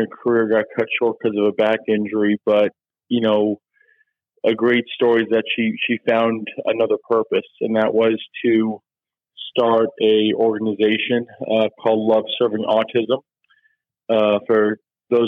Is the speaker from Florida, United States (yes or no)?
yes; Oldsmar, Florida, United States; moved away; also born or lived in Clearwater, Florida / Big Rapids, Michigan; I grew up in a little suburb of Tampa. I was born in Clearwater, but I grew up in Oldsmar